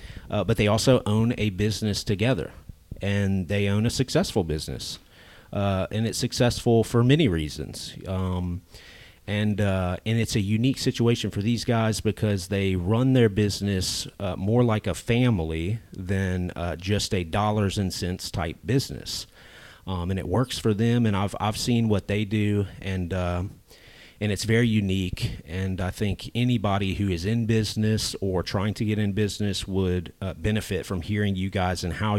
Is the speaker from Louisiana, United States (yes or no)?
yes; Lake Charles, Louisiana, United States; born or raised there